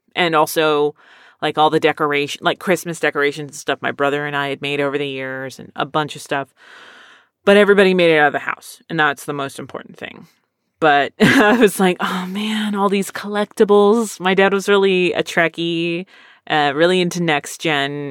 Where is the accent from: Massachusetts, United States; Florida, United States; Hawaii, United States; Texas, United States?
Texas, United States; also born or lived in Philadelphia, Pennsylvania; I lived here most of my life